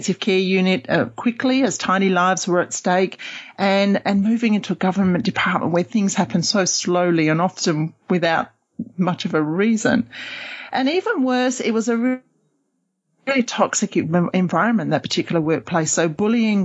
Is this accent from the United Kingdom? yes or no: yes; London, United Kingdom; moved away as an adult; also born or lived in Oxford / Cambridge / Sydney; now in Perth, Australia; I'm originally from London